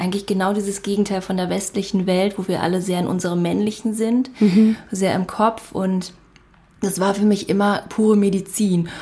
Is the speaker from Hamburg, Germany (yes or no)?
no; Berlin, Germany; moved away as an adult; also born or lived in Bali; wir sind jetzt wieder in meiner Heimatstadt Berlin angekommen